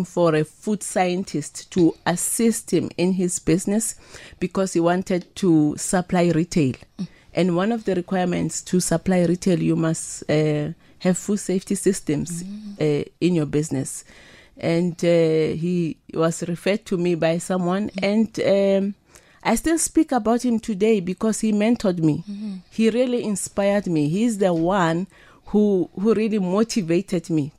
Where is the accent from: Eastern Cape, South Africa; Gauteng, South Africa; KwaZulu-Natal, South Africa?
Gauteng, South Africa; Winterveld; I was born and bred in Winterveld, It's a rural village